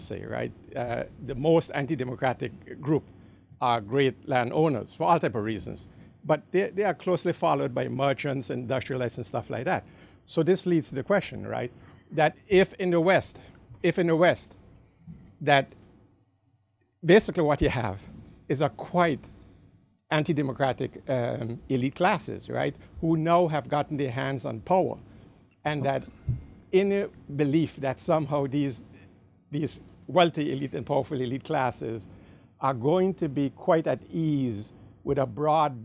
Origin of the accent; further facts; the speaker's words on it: Netherlands; also born or lived in Caribbean; I'm not from the United States. I'm from the Caribbean, and I grew up in the Netherlands.